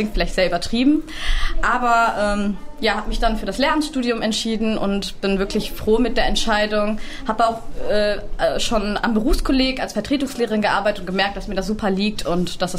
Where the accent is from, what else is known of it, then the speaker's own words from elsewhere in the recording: Hagen, North Rhine-Westphalia, Germany; now in Essen, Germany; Äh, ich komme eigentlich aus Hagen, so wie Herr Dung auch, zufälligerweise.